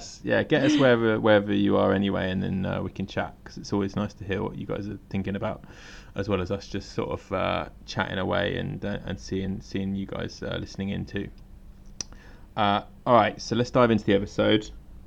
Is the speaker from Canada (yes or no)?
no; England, United Kingdom; now in Tokyo, Japan